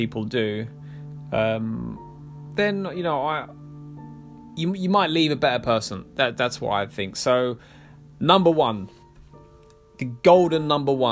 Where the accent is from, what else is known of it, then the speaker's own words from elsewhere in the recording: London, United Kingdom; I'm from London.